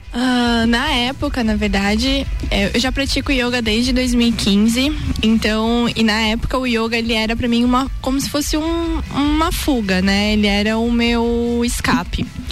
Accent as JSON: {"language": "Portuguese", "town": "Blumenau", "region": "Santa Catarina", "country": "Brazil", "said": "eu sou de Blumenau"}